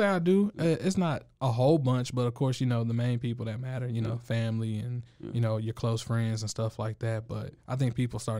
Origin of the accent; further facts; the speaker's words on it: Waco, Texas, United States; also born or lived in California / Missouri / New Jersey; I grew up here in Waco, Texas, but I moved around a lot. My brother was in the military, so I spent some time living in California, Missouri. My mom's from Jersey. I grew up in Jersey also.